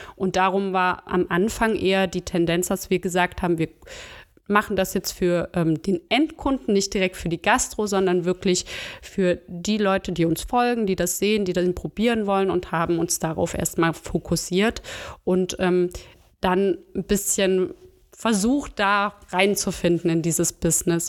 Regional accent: Chemnitz, Saxony, Germany; moved away as an adult; now in Bonn, Germany; Ursprünglich komme ich aus Chemnitz und Sachsen

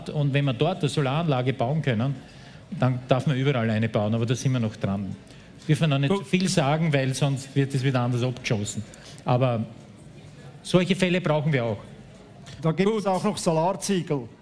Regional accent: Austria; Und Österreich ist noch schlechter wie die Schweiz, aber dafür bin ich auch nicht stolz als Österreicher.

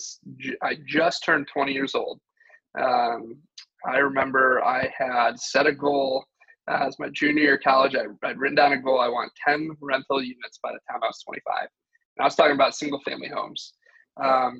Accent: Michigan, United States; moved away as an adult; now in Austin, United States; I grew up in Michigan

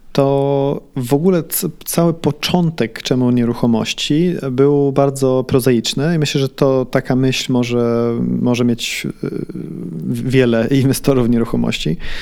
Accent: Sweden; moved away as an adult; also born or lived in Warsaw, Poland; now in Poland; Miałem rok, jak z Warszawy się wyprowadziliśmy do Szwecji. Ja całe życie dorastałem w Szwecji

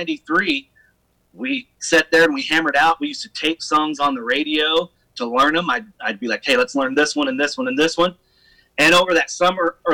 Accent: Grafton, Illinois, United States; moved away; also born or lived in Nashville, Tennessee; I grew up in Grafton

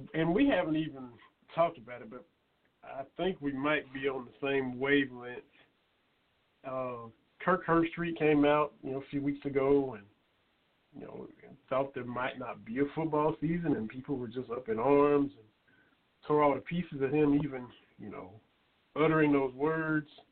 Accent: Kentucky, United States; now in Morristown, United States; we're from Kentucky

